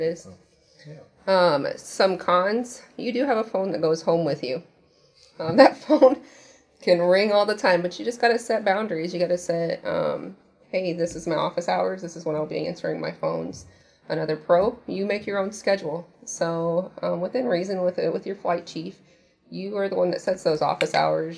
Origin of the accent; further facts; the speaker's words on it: Indiana, United States; moved away; I'm originally from Indiana.